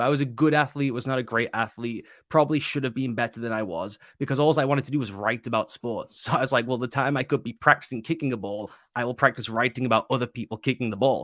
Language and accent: English; United Kingdom; being British